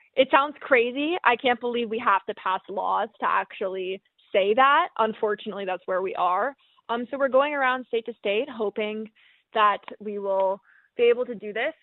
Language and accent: English; Northeast, United States; I'm from the Northeast.